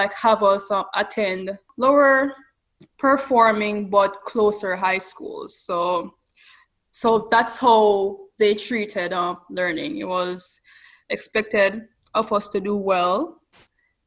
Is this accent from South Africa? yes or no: no; Ocho Rios, Saint Ann, Jamaica; moved away as an adult; now in California, United States; I was born on the vibrant coastal town of Ocho Rios